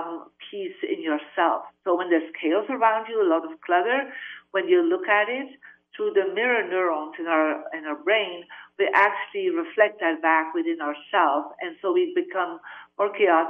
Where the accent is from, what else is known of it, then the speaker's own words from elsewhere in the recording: Belgium; moved away; I'm originally from Belgium